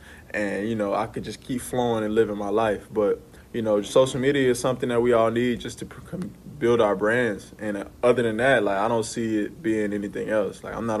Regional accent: New Orleans, Louisiana, United States; Man, I'm from New Orleans. So, you know, New Orleans has a culture about it that's smooth, jazz, French-esque.

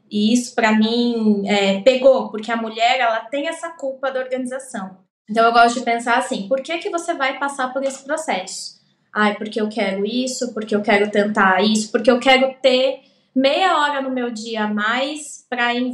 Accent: São Paulo, Brazil; eu vim do Capão Redondo, então eu não tinha dinheiro.

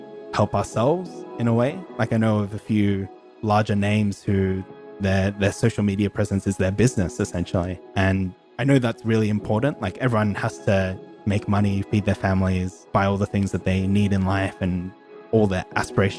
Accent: Sydney, New South Wales, Australia; also born or lived in Hong Kong; I'm from Sydney, Australia, and I've been here pretty much all my life. My family moved over from Hong Kong to Sydney when I was 2 years old

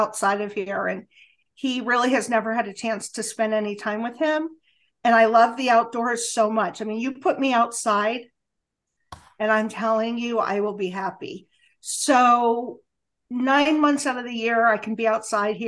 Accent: Los Angeles, California, United States; moved away as an adult; now in Springfield, United States; I'm a Los Angelino

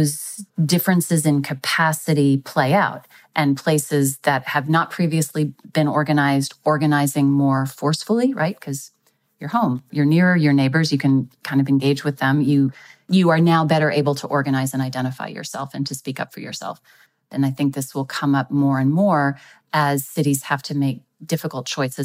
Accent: Texas, United States; my home state of Texas

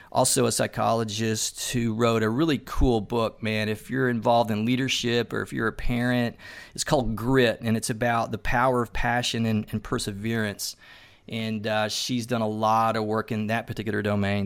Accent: Tennessee, United States; I'm originally from Tennessee

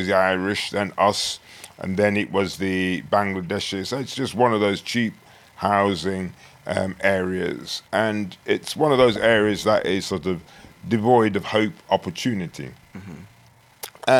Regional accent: Frankville, Clarendon, Jamaica; now in United Kingdom; I was born in Jamaica. And I was born in a place called Frankville, Clarendon, which is country.

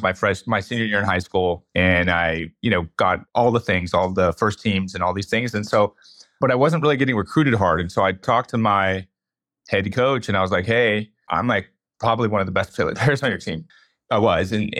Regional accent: Bay Area, California, United States; moved away as an adult; now in Reno, United States; I'm from the Bay Area. When I grew up there

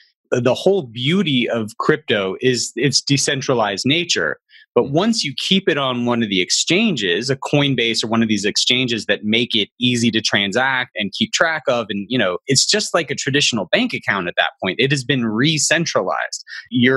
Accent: Alabama, United States; I'm from a conservative religious background and I'm from Alabama

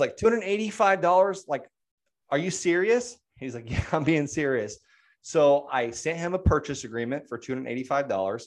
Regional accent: Okeechobee, Florida, United States; moved away; I'm from Okeechobee

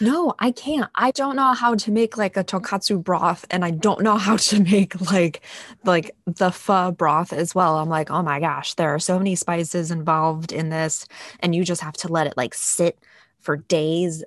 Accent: New England, United States; i'm a born and raised new englander

